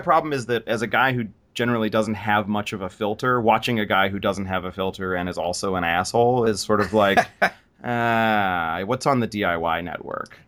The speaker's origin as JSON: {"language": "English", "country": "United States", "said": "as an American"}